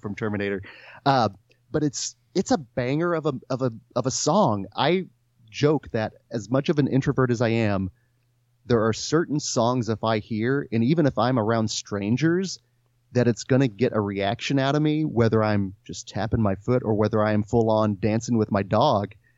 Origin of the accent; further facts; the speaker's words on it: Stanley, Kansas, United States; I grew up in Stanley, Kansas, which does not exist anymore